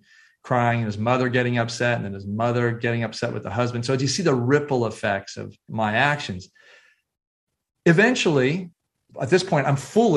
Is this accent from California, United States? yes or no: yes; San Francisco Bay Area, California, United States; 17 years old, growing up in San Francisco Bay Area